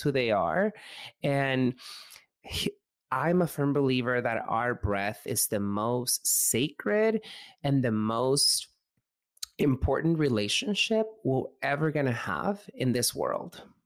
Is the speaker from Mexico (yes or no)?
yes; Mexico; I grew up in Mexico